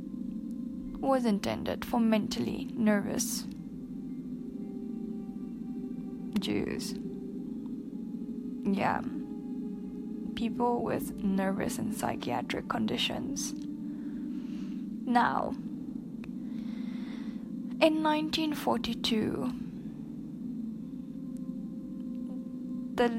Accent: South Africa; now in Poland; I'm from South Africa.

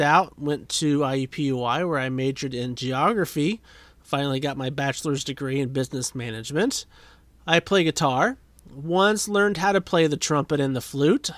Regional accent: St. Paul, United States; also born or lived in Indianapolis, Indiana / Speedway, Indiana / Danville / Greensburg; I was born in Indianapolis, lived in Speedway, Danville for a hot minute, Greensburg for a few years, and then I spent the rest of my childhood from age 9 in St. Paul

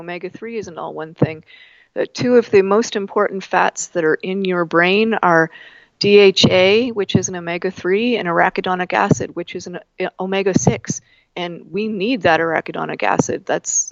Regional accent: Canada; I'm Canadian, it happens, even though I'm in Colorado today.

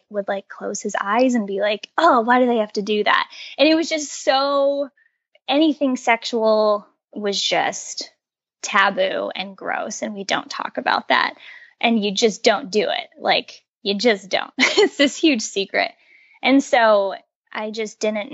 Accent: Colorado, United States; moved away as an adult; I grew up in Colorado

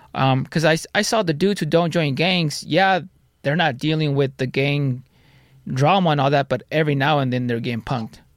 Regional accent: Santa Ana, California, United States; also born or lived in Garden Grove; Santa Ana and Garden Grove. My parents were split. My mom lived in Garden Grove. My dad lived in Santa Ana

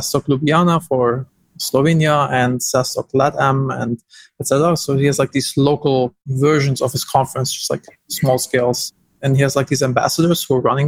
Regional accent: Germany; I'm German.

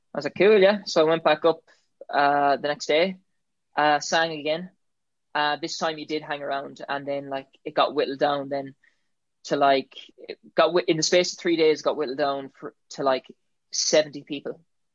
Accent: County Galway, Connacht, Ireland; I'm from County Galway.

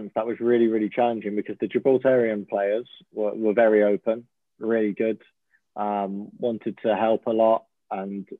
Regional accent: England, United Kingdom; moved away as an adult; now in Oslo, Norway; I'm English

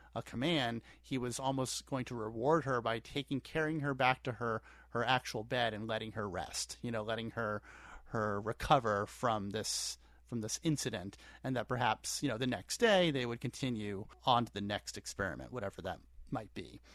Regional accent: central Pennsylvania, United States; in my hometown growing up in central Pennsylvania

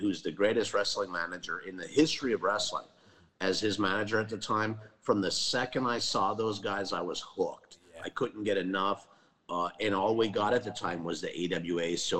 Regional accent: Upper Peninsula of Michigan, United States; moved away as an adult; also born or lived in Georgia; now in Tampa, United States; growing up in the Upper Peninsula of Michigan, right, you know, a few hours from Canada

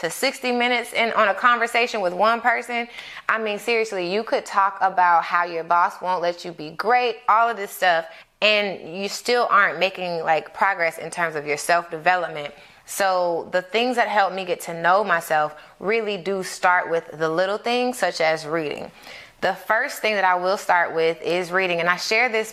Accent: Atlanta, Georgia, United States; I grew up in Atlanta

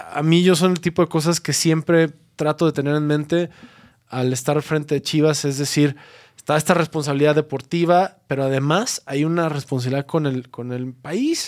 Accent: Mexico; como mexicanos

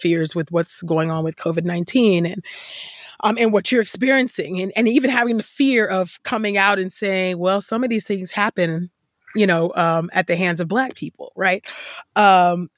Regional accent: Bay Area, Silicon Valley, California, United States; the Bay Area, I grew up in low income housing. And in that place, Silicon Valley

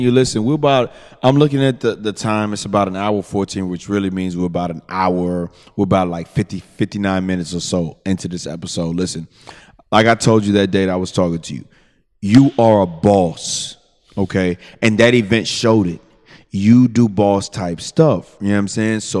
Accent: Southwest, United States; Because I'm gonna tell you where I came from. You know what I'm saying? I'm from the Southwest.

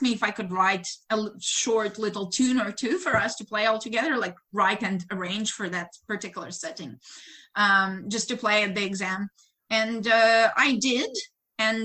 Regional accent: Ukraine; English is a second language; moved away as an adult; now in United States; in Ukraine, we start pretty early. I was 13 when I started college.

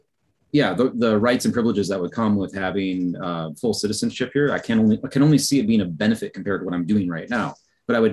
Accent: United States; moved away as an adult; now in South Korea; I would never give up my U.S. citizenship, and I do see myself as an American

